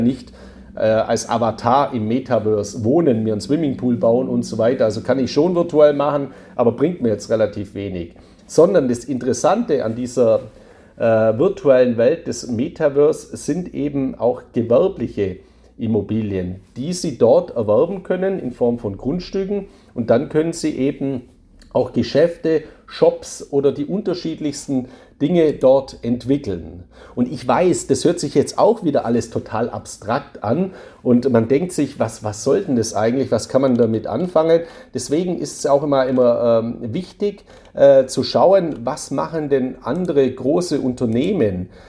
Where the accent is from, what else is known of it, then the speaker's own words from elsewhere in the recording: Swabia, Baden-Württemberg, Germany; accent: Swabian; Ich bin ja ein Schwabe, hört man ja auch an meiner Stimme.